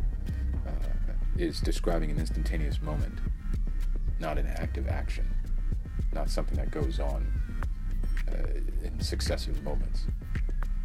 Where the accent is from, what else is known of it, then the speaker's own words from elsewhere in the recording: United States; I'm not Canadian, I'm American